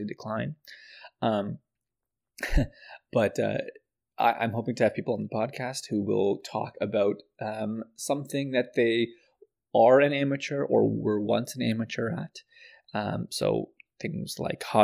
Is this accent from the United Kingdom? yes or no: no; Canada; also born or lived in Pakistan; I was born in Pakistan and moved here when I was very young. So I was raised in Canada, so I'm very much Canadian